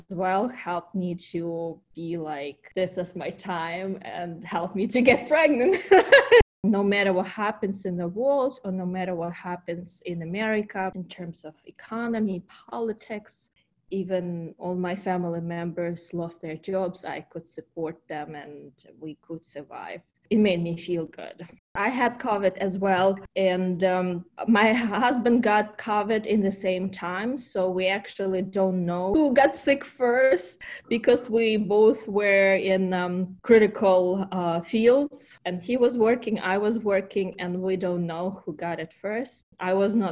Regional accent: Ukraine; first language Ukrainian; English is a second language; moved away as an adult; also born or lived in Kyiv, Ukraine; now in United States; I came from Ukraine. I still remember how my family was going through Chernobyl time.

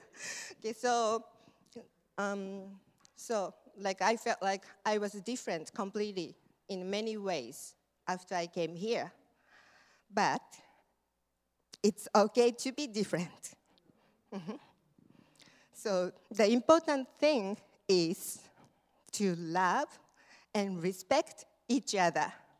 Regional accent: Japan; now in United States; I'm from Japan.

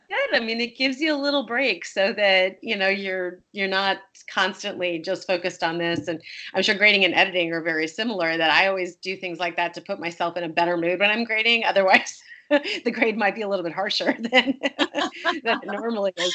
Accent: Wisconsin, United States; I was born in Wisconsin

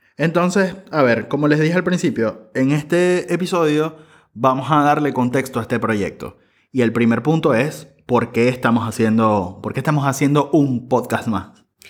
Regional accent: Venezuela; moved away as an adult; now in Buenos Aires, Argentina; soy venezolano, periodista y soy migrante, vivo en Buenos Aires desde hace cinco años

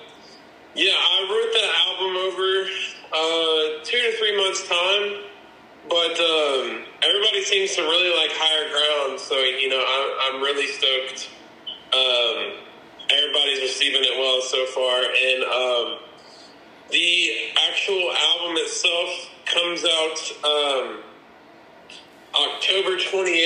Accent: the Carolinas, United States; now in Charlotte, United States; I am from the Carolinas. I'm in based in Charlotte.

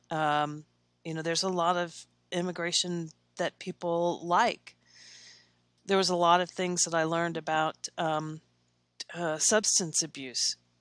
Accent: Versailles, Kentucky, United States; now in Lexington, United States; I grew up in Versailles, Kentucky. It's a small town

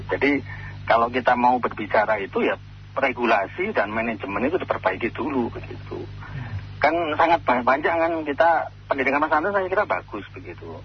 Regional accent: Palembang, South Sumatra, Indonesia; Kami orang Palembang nggak setuju Pak. Ya, saya orang Palembang, terima kasih.

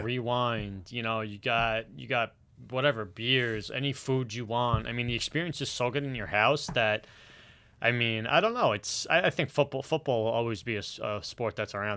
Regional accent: New York, United States; as a New Yorker

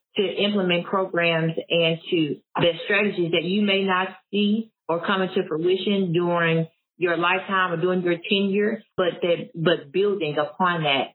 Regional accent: Blytheville, Arkansas, United States; moved away as an adult; also born or lived in Jonesboro, Arkansas; I am originally from Blytheville. I graduated class of 2004, and then I came to ASU

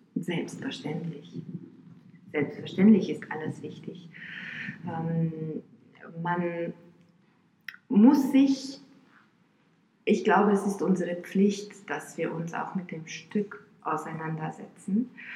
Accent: Bucharest, Romania; moved away; also born or lived in Florida, United States / New Jersey, United States / Rostock, Germany; Ich bin in Rumänien geboren und da auch aufgewachsen, in Bukarest

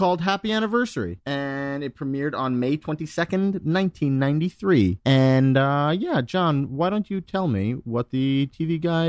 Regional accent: Long Island, New York, United States; We did stuff like that growing up on Long Island.

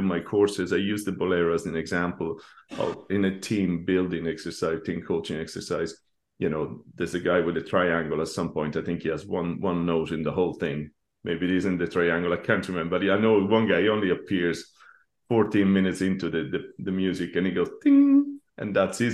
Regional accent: Rome, Lazio, Italy; as a kid in school I grew up in Rome

